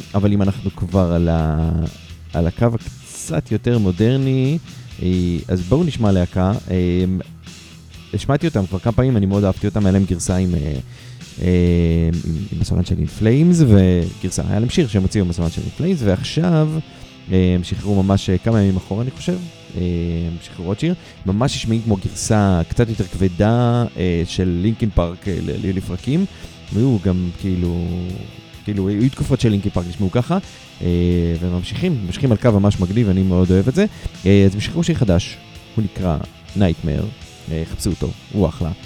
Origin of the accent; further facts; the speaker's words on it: Haifa, Haifa District, Israel; אני מחיפה